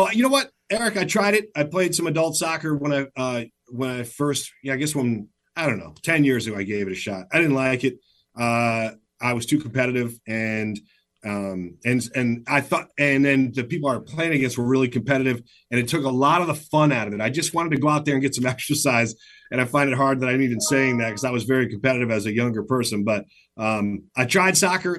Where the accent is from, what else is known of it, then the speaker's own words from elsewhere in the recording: Michigan, United States; moved away as an adult; now in Seattle, United States; I grew up in Michigan.